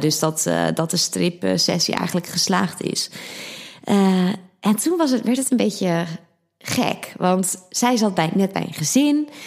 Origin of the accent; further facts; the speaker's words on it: Harderwijk, Gelderland, Netherlands; also born or lived in Amsterdam; now in Blaricum, Netherlands; ik kom oorspronkelijk uit Harderwijk van de Veluwe